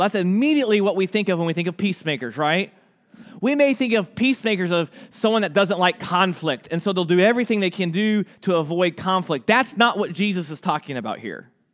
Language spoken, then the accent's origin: English; United States; ourselves as the American church